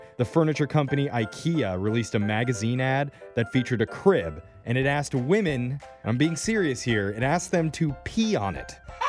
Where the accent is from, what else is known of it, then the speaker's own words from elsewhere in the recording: Chatsworth, California, United States; my hometown, Chatsworth, California